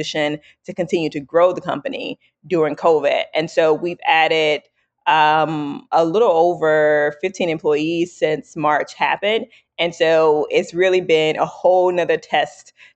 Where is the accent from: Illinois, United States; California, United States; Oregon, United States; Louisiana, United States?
Louisiana, United States; New Orleans; I'm from New Orleans.